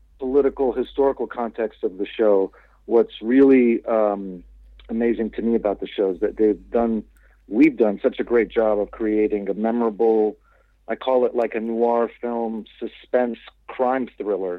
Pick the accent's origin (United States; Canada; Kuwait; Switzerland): Kuwait; I grew up in Kuwait and I was living there at the time